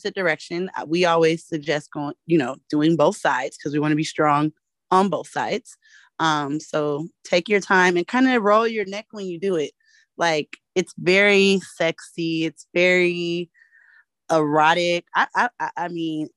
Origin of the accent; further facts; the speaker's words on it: California, United States; I'm from California